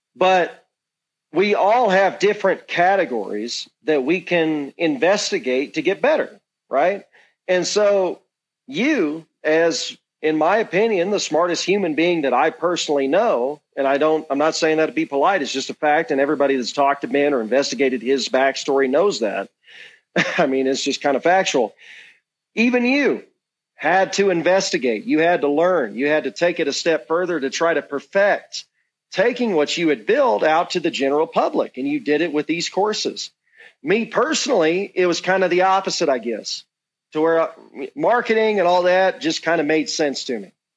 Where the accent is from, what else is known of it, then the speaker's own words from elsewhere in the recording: Georgia, United States; my home state, Georgia